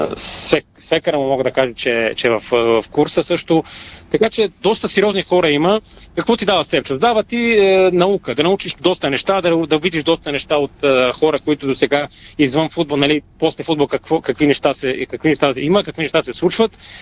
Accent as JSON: {"language": "Bulgarian", "country": "Bulgaria", "said": "сама съм българин"}